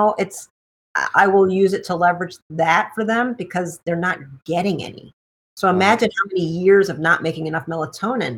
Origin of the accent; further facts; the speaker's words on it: Detroit, Michigan, United States; I'm from Detroit